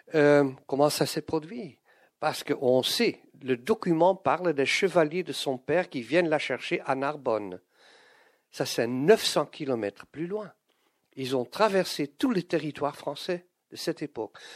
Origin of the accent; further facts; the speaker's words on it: Flanders, Belgium; first language Dutch; French is a second language; Je suis un belge néerlandophone, je suis flamand